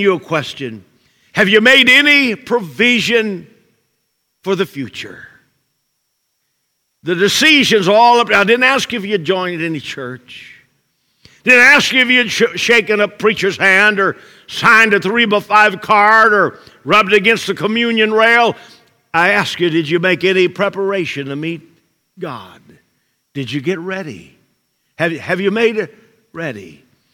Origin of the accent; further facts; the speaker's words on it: Brazil, Indiana, United States; moved away; I pastored in Brazil, Indiana, before coming here. I was born in Brazil. So it was pretty amazing after 23 years in evangelism to go back to the very town I was born